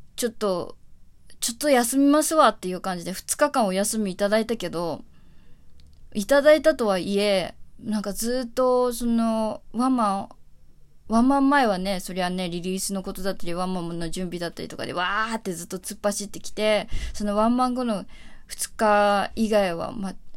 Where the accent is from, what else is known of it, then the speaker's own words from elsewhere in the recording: Tokyo, Japan; 私は東京で生まれ育った